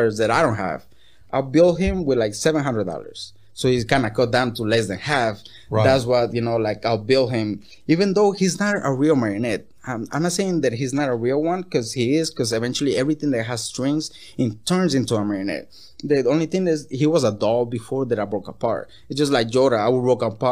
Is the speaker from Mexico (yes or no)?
yes; Tijuana, Baja California, Mexico; first language Spanish; English is a second language; now in Los Angeles, United States; I'm from Tijuana, you know, that's where I'm from.